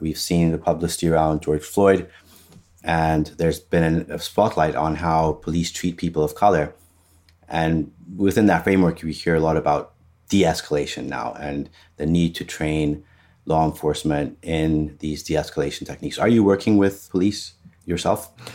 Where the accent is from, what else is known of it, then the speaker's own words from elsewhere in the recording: Ethiopia; now in United States; I'm from Ethiopia. I'm, I've immigrated here. So, I haven't grown up in this system